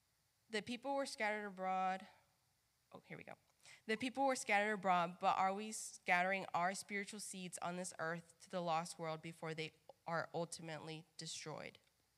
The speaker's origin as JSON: {"language": "English", "region": "Mississippi", "country": "United States", "said": "Many of you know that I am from Mississippi, and sometimes I get asked all the time, but where's your accent? I'm not really truly like Mississippian at heart. I have a Spanish family."}